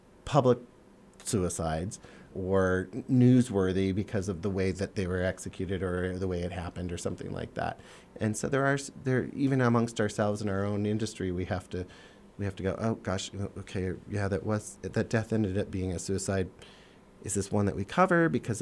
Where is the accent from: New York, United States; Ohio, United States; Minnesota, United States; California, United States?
Minnesota, United States; moved away; I grew up in Minnesota